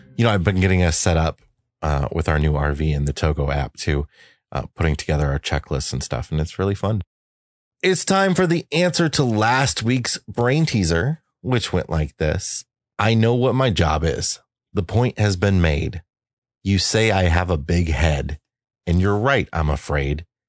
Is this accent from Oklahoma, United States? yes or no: no; eastern Iowa, United States; moved away; Iowa, my hometown